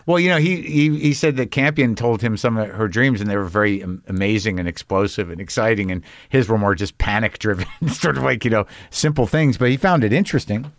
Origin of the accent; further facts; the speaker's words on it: Albuquerque, New Mexico, United States; moved away as an adult; also born or lived in Boston / New Jersey (family); now in Los Angeles, United States; I grew up in New Mexico